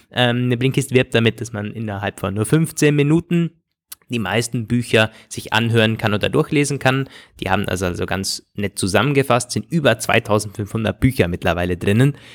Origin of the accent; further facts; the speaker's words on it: Austria